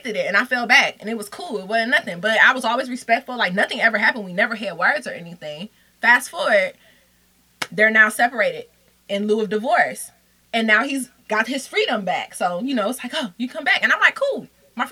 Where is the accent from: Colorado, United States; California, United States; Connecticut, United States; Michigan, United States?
Michigan, United States; Detroit; moved away; I'm from Detroit